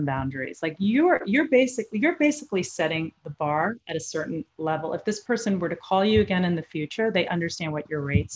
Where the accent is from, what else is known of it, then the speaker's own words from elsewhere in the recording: New York, United States; I'm from New York originally as well